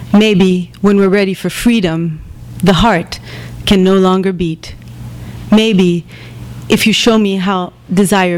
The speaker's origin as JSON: {"language": "English", "town": "Bethlehem", "region": "West Bank", "country": "Palestine", "also_born_or_lived": "Jerusalem", "moved": "yes", "lives_now": "New York, United States", "said": "I come from Bethlehem originally, Bethlehem and Jerusalem"}